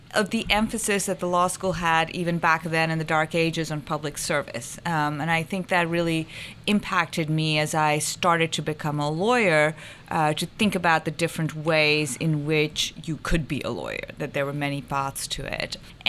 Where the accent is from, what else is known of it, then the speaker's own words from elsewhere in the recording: Pakistan; now in United States; I grew up in Pakistan, so I'm kind of brown